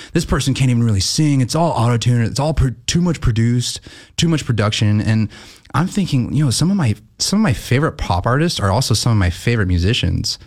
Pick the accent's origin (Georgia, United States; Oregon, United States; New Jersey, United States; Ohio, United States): Oregon, United States; Gresham; I'm from Gresham. I came up from Gresham